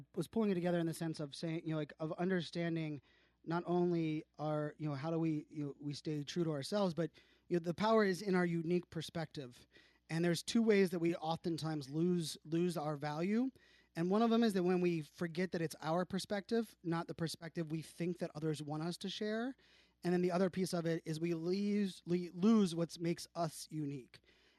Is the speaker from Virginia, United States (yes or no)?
yes; Virginia Beach, Virginia, United States; His mom has a beach house that was actually on the street that I grew up in Virginia Beach.